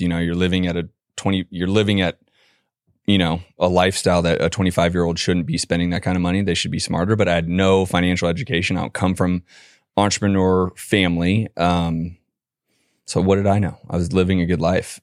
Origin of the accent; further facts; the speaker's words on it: San Francisco, California, United States; moved away as an adult; also born or lived in Boston; I'm a California boy originally, born and raised in San Francisco